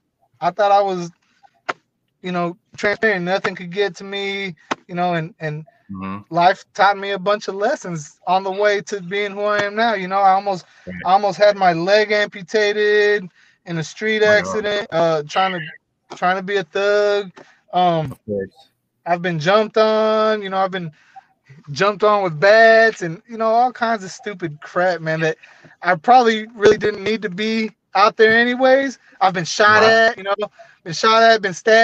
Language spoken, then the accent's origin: English; Houston, Texas, United States; growing up in Houston